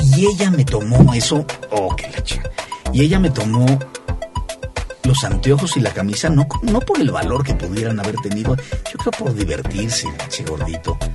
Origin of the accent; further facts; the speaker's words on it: Mexico; now in United States; yo como mexicano